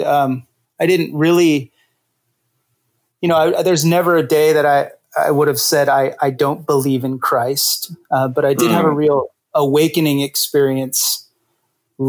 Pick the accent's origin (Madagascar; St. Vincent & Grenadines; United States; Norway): United States; Visalia, California; now in Washington, D.C., United States; I was born in Visalia, California. So I got to represent the Central Valley here.